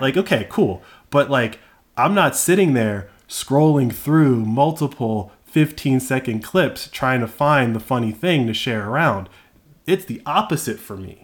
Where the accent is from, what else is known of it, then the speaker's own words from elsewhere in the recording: United States; I was born in America. I was raised on the NFL.